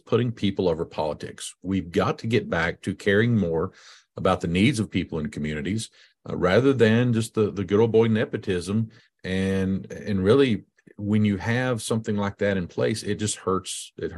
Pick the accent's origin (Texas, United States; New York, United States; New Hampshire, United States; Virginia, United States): Virginia, United States; I grew up over in Scott County and high school, went to school there at Emory. Yay, go EHC.